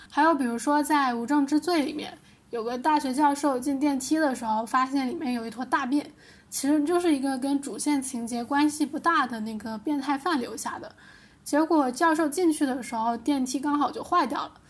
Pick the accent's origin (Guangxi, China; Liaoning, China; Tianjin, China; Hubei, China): Guangxi, China; Liuzhou; 我是柳州人嘛，柳州螺蛳粉特别有名